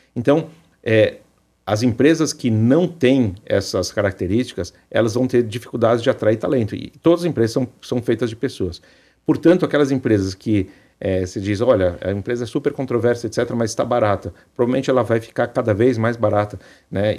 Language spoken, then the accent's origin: Portuguese; Brazil; nós, como brasileiros